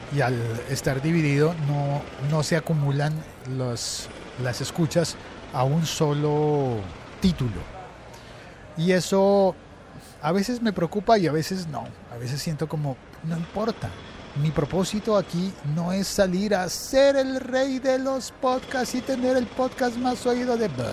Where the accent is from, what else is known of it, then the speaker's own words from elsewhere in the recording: Colombia; el periódico El Espectador, que es el segundo periódico más importante en mi país